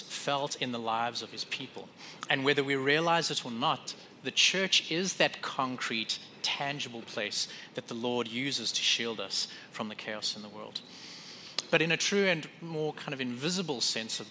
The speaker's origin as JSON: {"language": "English", "country": "South Africa", "tie": "born or raised there", "moved": "yes", "lives_now": "Wisconsin, United States", "said": "in South Africa, where I grew up"}